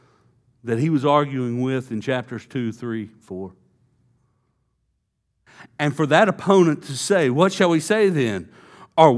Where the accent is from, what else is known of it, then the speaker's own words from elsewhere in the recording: Texas, United States; You know, I was a good old boy, East Texas. I grew up in East Texas. It's a Bible Belt.